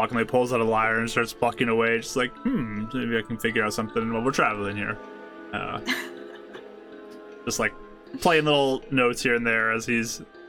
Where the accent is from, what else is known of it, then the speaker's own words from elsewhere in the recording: Northport, United States; I mean, growing up in Northport, it kind of was always something I was doing. That city is known for music.